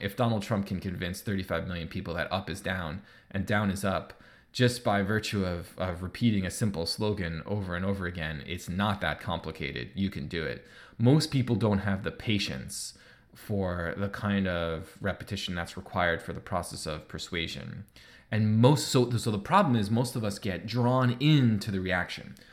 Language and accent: English; United States; now in Canada; I live in Canada, but I'm American, so I grew up playing baseball